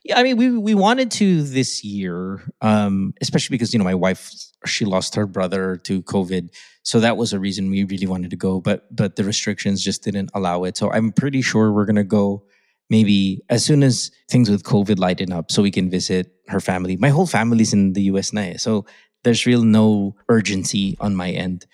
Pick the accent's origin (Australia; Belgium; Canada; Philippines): Philippines; moved away; Filipinos who who've grown up like me, grew up in the Philippines. I was raised in the Philippines